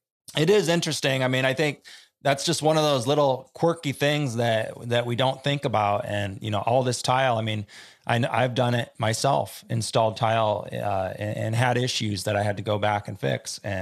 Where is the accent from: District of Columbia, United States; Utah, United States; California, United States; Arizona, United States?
California, United States; I mean, I'm from California too.